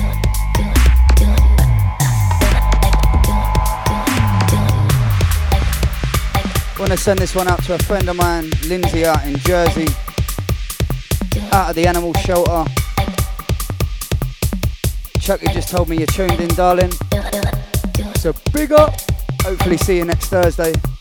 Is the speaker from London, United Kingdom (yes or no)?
yes; London, United Kingdom; I'm from the glorious South East London, bruv. The real South East London